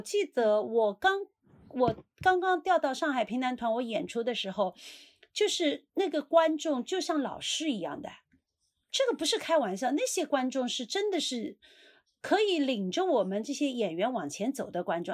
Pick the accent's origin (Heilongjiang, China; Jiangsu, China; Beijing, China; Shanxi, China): Jiangsu, China; Suzhou; 我们苏州话